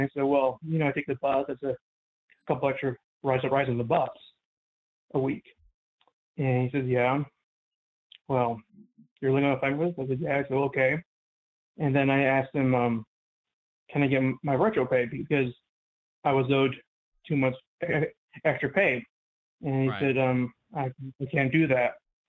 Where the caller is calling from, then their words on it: St. Louis, Missouri, United States; from St. Louis. Out of Progressive Law 41.